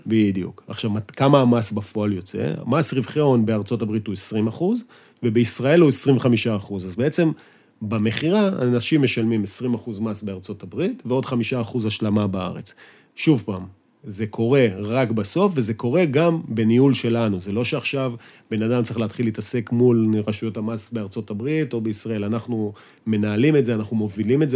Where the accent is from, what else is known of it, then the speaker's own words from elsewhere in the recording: Israel; אנחנו ישראלים, חושבים בישראלית, מדברים ישראלית